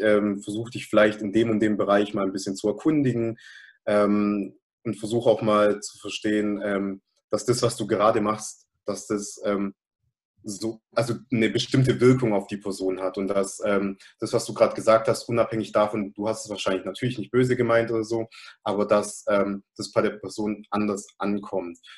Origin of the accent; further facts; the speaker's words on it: Germany; obwohl ich hier geboren bin, obwohl ich hier aufgewachsen bin, obwohl ich mich einerseits natürlich als deutsch